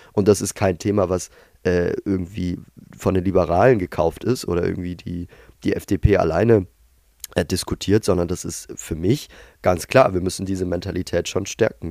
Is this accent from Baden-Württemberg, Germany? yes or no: yes; Tübingen, Baden-Württemberg, Germany; in meiner Heimatstadt Tübingen